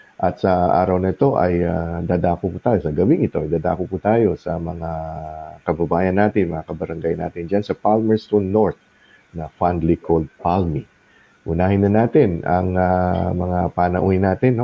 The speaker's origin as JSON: {"language": "Tagalog", "town": "Zamboanga City", "region": "Zamboanga Peninsula", "country": "Philippines", "moved": "yes", "lives_now": "New Zealand", "said": "ako naman taga Mindanao ako, uh, Sambuanga naman ako. Pero yung mama ko is uh, Sambuanga sa city ako"}